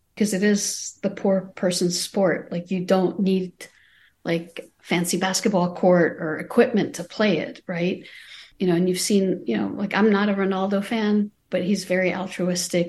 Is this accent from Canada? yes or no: no; Amman, Amman Governorate, Jordan; moved away as an adult; now in United States; I was born and raised in Amman, Jordan. I came to the United States at age eighteen.